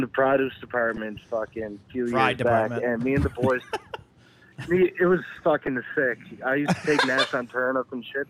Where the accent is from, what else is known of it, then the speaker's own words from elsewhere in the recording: Newfoundland and Labrador, Canada; We're from Newfoundland.